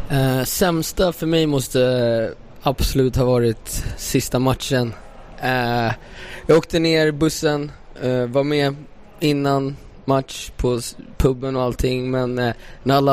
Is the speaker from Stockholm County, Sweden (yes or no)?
yes; Stockholm, Stockholm County, Sweden; vi är från Stockholm